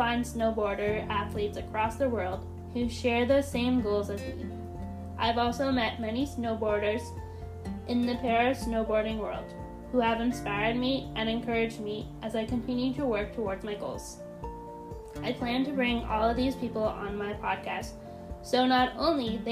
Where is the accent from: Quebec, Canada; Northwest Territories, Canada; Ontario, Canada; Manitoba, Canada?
Ontario, Canada; moved away as an adult; now in British Columbia, Canada; I am a blind snowboarder who was born and raised in Ontario, Canada